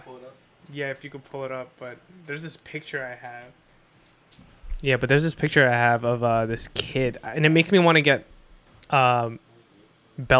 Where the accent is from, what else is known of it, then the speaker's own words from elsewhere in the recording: New Jersey, United States; moved away as an adult; now in New York City, United States; I'm originally from Jersey